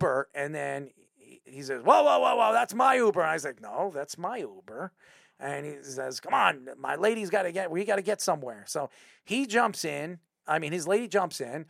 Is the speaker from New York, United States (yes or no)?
yes; Long Island, New York, United States; I'm from Long Island.